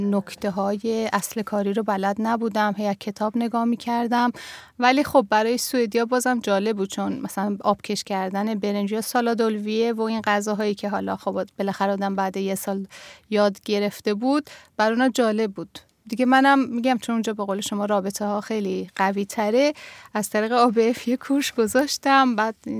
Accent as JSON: {"language": "Persian", "town": "Tehran", "region": "Tehran Province", "country": "Iran", "tie": "born or raised there", "first_language": "Persian", "moved": "as an adult", "lives_now": "Sweden", "said": "تهران به دنیا اومدم سال 1347 توی تهران"}